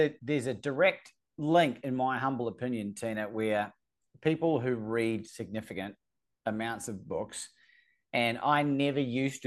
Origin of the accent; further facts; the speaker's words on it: New Zealand; I'm from New Zealand